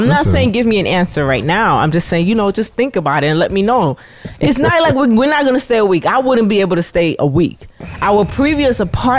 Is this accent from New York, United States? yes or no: yes; New York City, New York, United States; I'm from the Bronx.